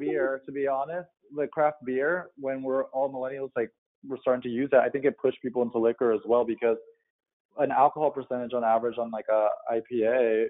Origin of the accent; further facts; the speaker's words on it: Midwest, United States; I'm from the Midwest small town.